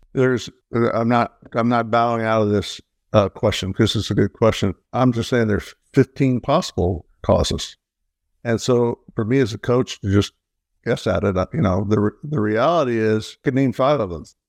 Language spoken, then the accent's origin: English; Midwest, United States; growing up in the Midwest where the lives were quite simple and easy